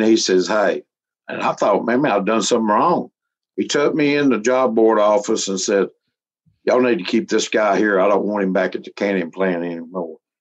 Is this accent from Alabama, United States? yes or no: yes; Alabama, United States; I grew up around Pentecostal holiness, they call it here in Alabama